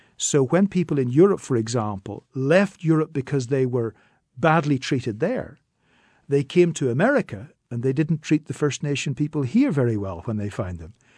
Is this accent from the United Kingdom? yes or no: yes; Northern Ireland, United Kingdom